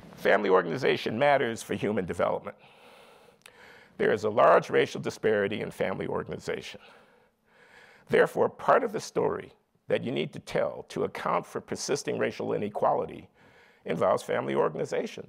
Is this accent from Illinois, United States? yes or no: yes; Chicago, Illinois, United States; moved away as an adult; I grew up in Chicago in the 1950s and 60s in a working class family